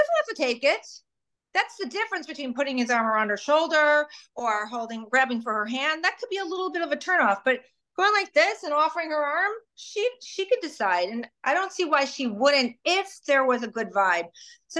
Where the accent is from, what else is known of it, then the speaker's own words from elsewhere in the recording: Chicago, Illinois, United States; now in Delray Beach, United States; I grew up in Chicago